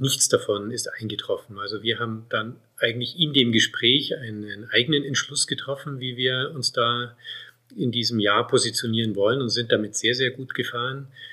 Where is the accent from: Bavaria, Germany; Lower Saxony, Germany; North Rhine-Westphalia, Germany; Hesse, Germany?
Bavaria, Germany; Munich; moved away as an adult; also born or lived in South Tyrol, Italy; now in Bolzano, Italy; Ich komme ja ursprünglich aus München. Man hört ja auch im Verhältnis zu meiner Frau, dass ich keinen Südtiroler Dialekt habe und habe ihn auch nicht angenommen